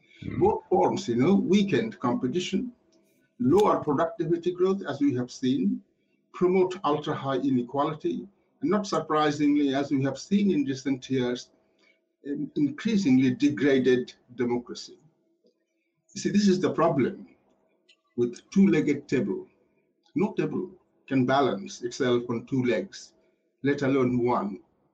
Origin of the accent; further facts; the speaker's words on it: Yorkshire and the Humber, United Kingdom; You know, I grew up in Yorkshire, so I can hardly be called a dreamer.